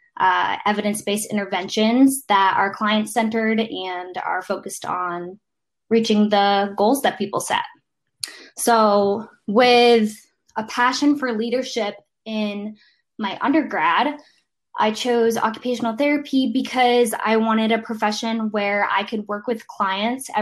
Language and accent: English; Vermont, United States; moved away as an adult; now in Boston, United States; I grew up in Vermont, so moving to a city was like a huge change